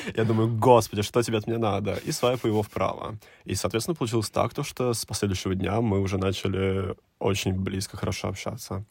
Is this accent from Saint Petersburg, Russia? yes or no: no; Nizhny Novgorod, Nizhny Novgorod Oblast, Russia; moved away as an adult; now in Moscow, Russia; я из Нижнего Новгорода